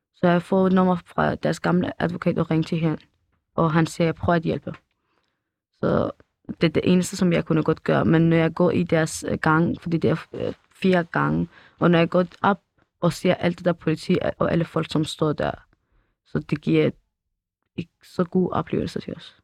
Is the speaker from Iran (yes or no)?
yes; Iran; Danish is a second language; now in Denmark; vi er også fra Iran